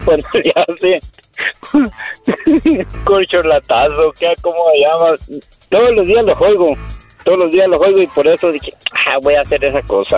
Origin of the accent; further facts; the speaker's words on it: Durango, Mexico; yo soy de Durango